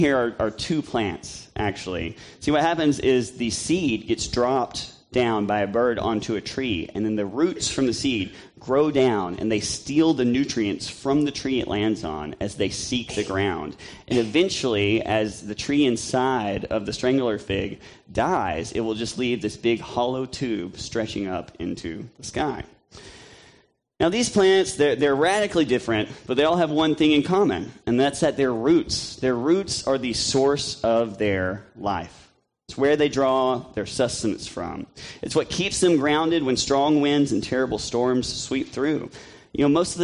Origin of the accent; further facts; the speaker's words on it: Tennessee and Mississippi, the South, United States; I grew up in Tennessee and Mississippi